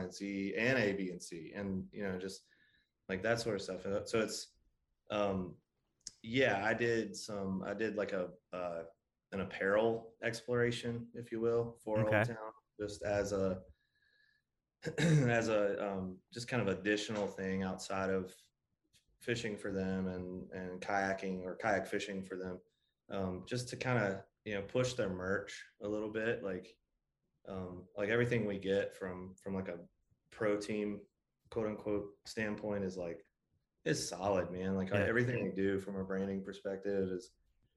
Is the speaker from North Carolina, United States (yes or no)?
yes; Greensboro, North Carolina, United States; I was born and raised in the Carolinas. So Greensboro, North Carolina